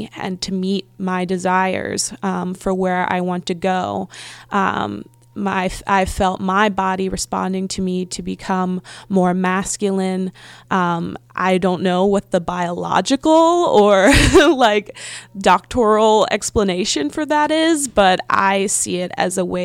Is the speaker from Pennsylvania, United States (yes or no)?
yes; Philadelphia, Pennsylvania, United States; moved away; I'm originally from Philly, but for a while we lived in the middle of nowhere